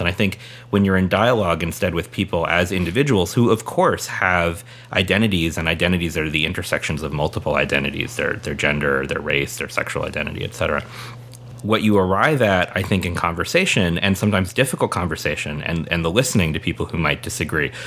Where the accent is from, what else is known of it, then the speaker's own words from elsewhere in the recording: San Diego, California, United States; moved away; Jerry and I grew up in San Diego